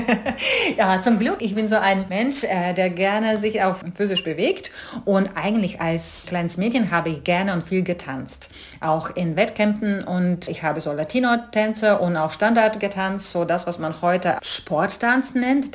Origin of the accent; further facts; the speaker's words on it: Rēzekne, Latgale, Latvia; German is a second language; moved away as an adult; also born or lived in London / Stuttgart / Hamburg; ich bin in sowjetischen Lettland aufgewachsen